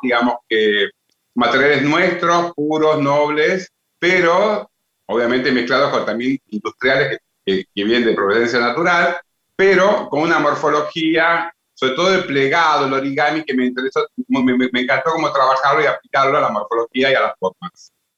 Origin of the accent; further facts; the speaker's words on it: Salta, Argentina; yo soy salteño y creo que siempre tuve la vivencia de convivir con todo este tipo de artesanías y artesanos de mi provincia